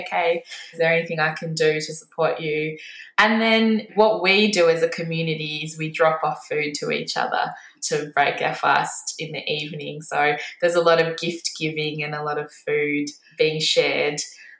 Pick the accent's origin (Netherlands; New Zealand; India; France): India; Being Indian, I grew up watching cricket.